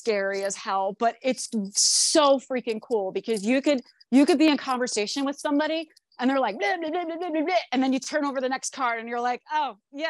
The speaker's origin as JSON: {"language": "English", "region": "New Jersey", "country": "United States", "tie": "born or raised there", "said": "because I grew up not in Asbury Park, but I grew up like as a shore kid down the shore area in Jersey, like more central Jersey."}